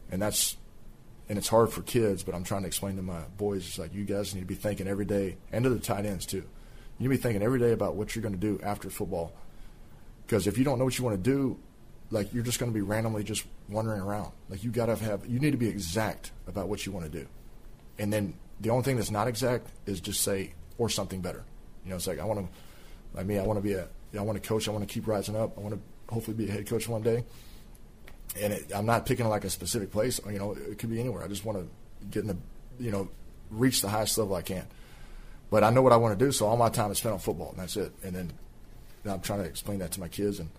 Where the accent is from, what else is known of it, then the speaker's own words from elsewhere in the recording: Fort Worth, Texas, United States; growing up in Fort Worth area, and when he was playing for the Rangers, like being able to like see him